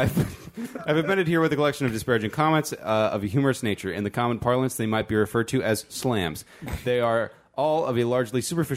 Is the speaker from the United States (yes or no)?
yes; Chino, California, United States; I'm from Chino